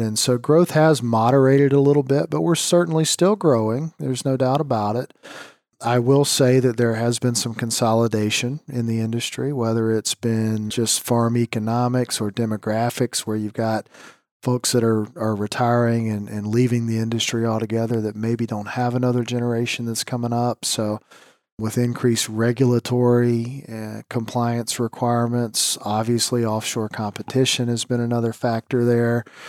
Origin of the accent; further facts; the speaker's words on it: South Carolina, United States; moved away as an adult; also born or lived in Indiana / Michigan; the Citadel in Charleston, South Carolina. It's my home state